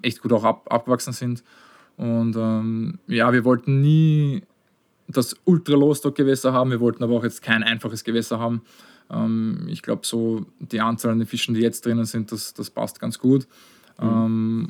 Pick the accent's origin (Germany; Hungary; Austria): Austria; ich bin auch außerhalb von Wien aufgewachsen.